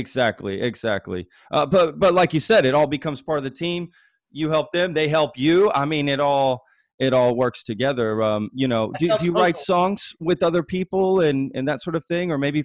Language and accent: English; Dallas, Texas, United States; now in Austin, United States; I'm in Austin, but I grew up in Dallas. Dallas.